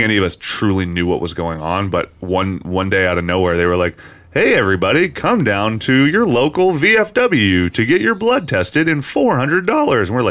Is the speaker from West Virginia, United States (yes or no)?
yes; Parkersburg, West Virginia, United States; moved away; my hometown, Parkersburg, West Virginia